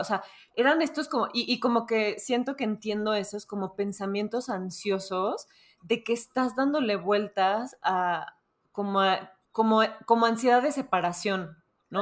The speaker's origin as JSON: {"language": "Spanish", "country": "Mexico", "said": "como buenos mexicanos"}